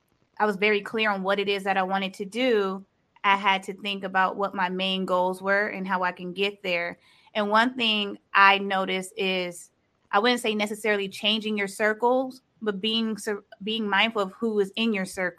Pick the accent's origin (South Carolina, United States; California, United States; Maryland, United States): California, United States; Los Angeles; I am from California, Los Angeles